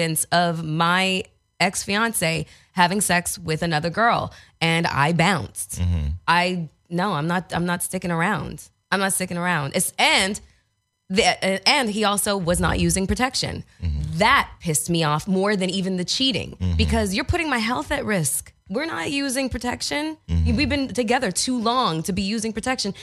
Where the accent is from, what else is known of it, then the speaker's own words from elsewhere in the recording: Toronto, Ontario, Canada; moved away; I'm from Toronto, Canada. Okay, the suburbs.